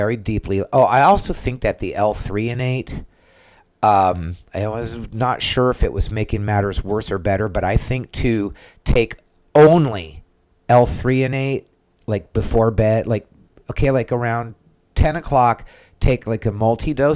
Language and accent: English; San Diego, California, United States; now in Central Florida, United States; I'm from San Diego originally